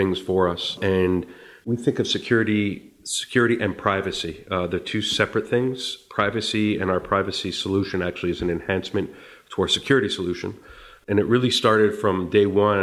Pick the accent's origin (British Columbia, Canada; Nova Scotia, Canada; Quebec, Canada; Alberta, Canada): Quebec, Canada; Montreal; moved away as an adult; now in United States; I was born and raised in Montreal, by the way. I've lived in the States for 20 years